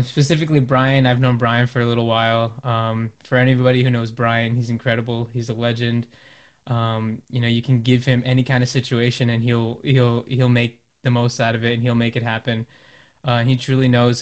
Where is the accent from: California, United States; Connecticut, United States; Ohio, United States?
Connecticut, United States; I'm from Connecticut